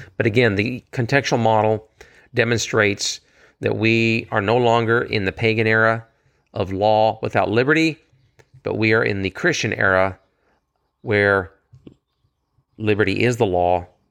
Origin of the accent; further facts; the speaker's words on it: United States; here in America, being an American